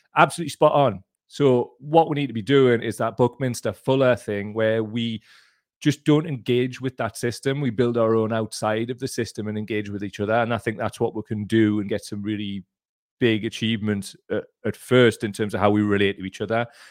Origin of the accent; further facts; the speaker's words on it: North East England, United Kingdom; I'm from the Northeast